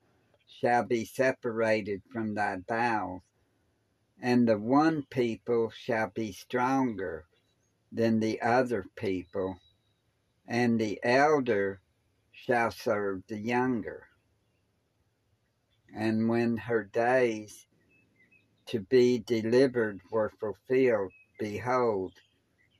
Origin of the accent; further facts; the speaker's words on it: Clarksville, Tennessee, United States; also born or lived in Cookeville, Tennessee; I grew up in Clarksville